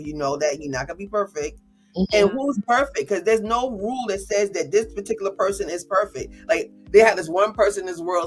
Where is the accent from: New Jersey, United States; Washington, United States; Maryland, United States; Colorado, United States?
New Jersey, United States; now in North Carolina, United States; we're both from Jersey though. We're both Jersey girls.